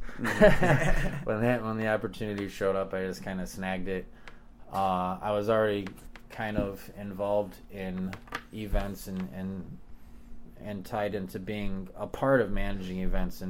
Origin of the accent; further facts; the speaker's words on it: Chicago, Illinois, United States; now in Denver, United States; growing up in Chicago, I was a latchkey kid